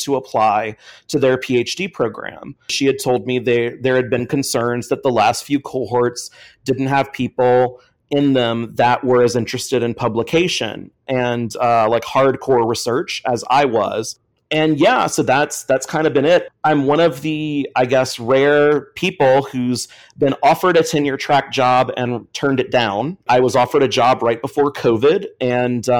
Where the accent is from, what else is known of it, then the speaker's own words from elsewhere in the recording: Sherrington, Louisiana, United States; I'm from Sherrington, Louisiana, which is right next to the Gulf of Mexico